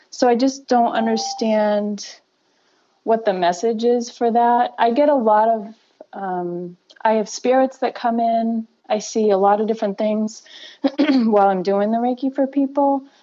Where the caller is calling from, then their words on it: Millis, Massachusetts, United States; I'm calling from Millis, Massachusetts.